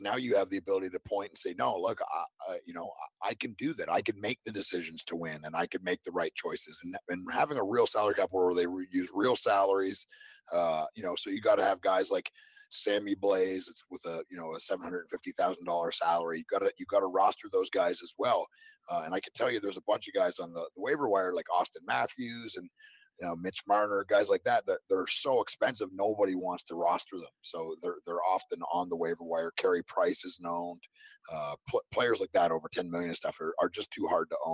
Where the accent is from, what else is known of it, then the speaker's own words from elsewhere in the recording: Canada; now in Nashville, United States; I grew up in Canada.